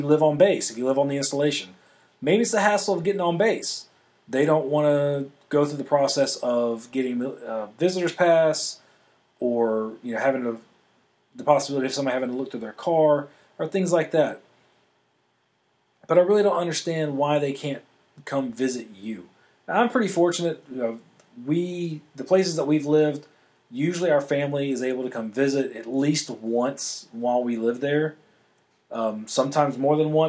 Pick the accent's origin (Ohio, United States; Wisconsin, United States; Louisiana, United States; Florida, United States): Louisiana, United States; moved away; I'm born and raised in Louisiana